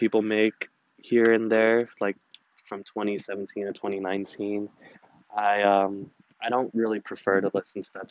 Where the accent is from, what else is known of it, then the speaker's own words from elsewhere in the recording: United States; I'm Asian American, but I am also Chinese and Filipino.